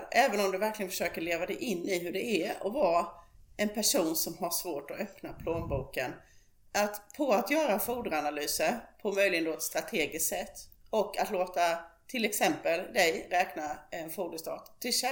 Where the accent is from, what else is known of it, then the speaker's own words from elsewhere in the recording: Småland, Sweden; Ja, och där kan jag väl då som smålänning eh, lägga in särskilt att när det gäller skabb